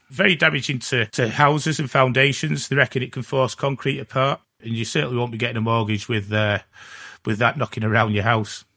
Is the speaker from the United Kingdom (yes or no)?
yes; Gloucester, South West England, United Kingdom; I'm from Gloucester